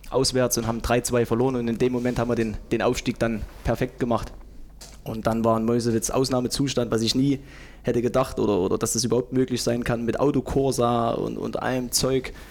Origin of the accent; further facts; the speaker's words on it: Zeitz, Saxony-Anhalt, Germany; born there; Nein, ich bin in Zeitz geboren.